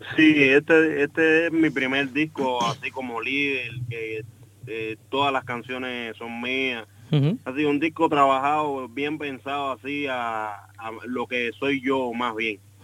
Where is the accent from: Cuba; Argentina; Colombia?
Cuba; moved away; nosotros venimos estudiando juntos desde Cuba y nosotros tocamos tocamos juntos en Cuba